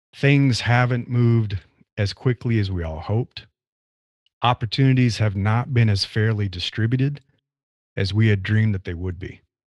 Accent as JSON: {"language": "English", "region": "Nebraska", "country": "United States", "tie": "born or raised there", "moved": "as an adult", "lives_now": "California, United States", "said": "I grew up in the Midwest, in the U S, in Nebraska."}